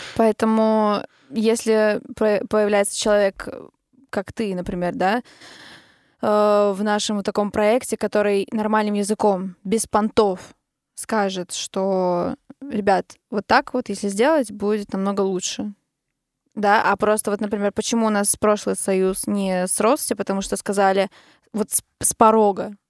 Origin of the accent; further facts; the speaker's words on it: Narva, Ida-Viru County, Estonia; Мы все из Нарвы, мы играли как раз-таки в оркестре вместе. Когда я училась в музыкальной школе